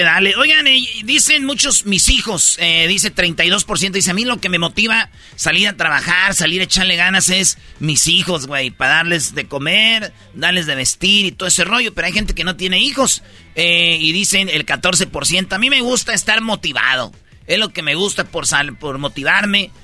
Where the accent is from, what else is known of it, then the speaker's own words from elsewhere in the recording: Michoacán, Mexico; luego nací yo, en filita, güey, todos, cinco, somos de Michoacán